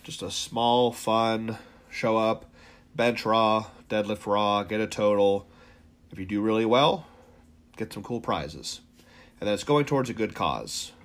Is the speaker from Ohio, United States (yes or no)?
yes; Ohio, United States; We're from Ohio.